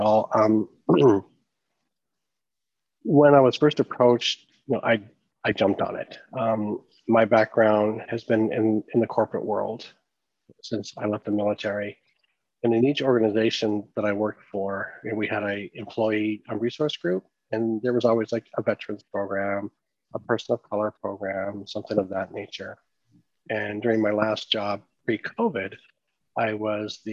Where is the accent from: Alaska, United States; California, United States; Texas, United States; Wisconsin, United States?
Alaska, United States; Southeast; I am from Metro Capital of British Columbia in Southeast Alaska